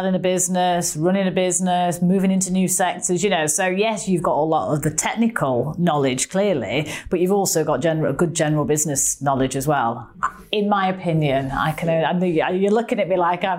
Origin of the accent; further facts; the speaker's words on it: Manchester, North West England, United Kingdom; accent: Mancunian; my Mancunian accent